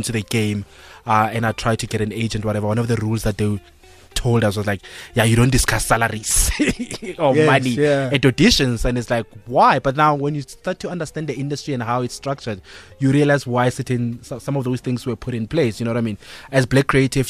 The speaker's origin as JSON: {"language": "English", "region": "North West", "country": "South Africa", "tie": "born or raised there", "moved": "yes", "lives_now": "Johannesburg, South Africa", "said": "I'm a kid from Northwest"}